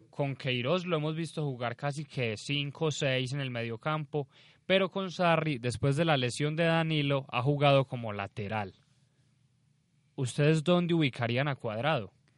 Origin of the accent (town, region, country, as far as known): Colombia